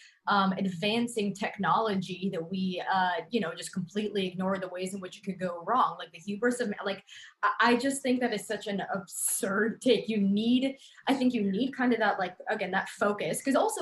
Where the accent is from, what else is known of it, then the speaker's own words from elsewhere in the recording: New York, United States; I grew up on Long Island, so 45 minutes from New York City, baby.